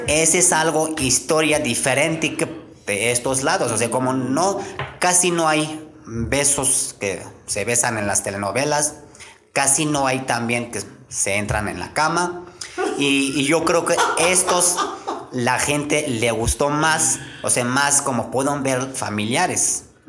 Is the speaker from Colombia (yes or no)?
no; Konya, Turkey; first language Turkish; Spanish is a second language; moved away as an adult; now in Querétaro, Mexico; yo nací en un, en un rancho y ya después de crecimos como adolescente, ya fui a su edad, empecé a trabajar. Y mi ciudad se llama conia le llaman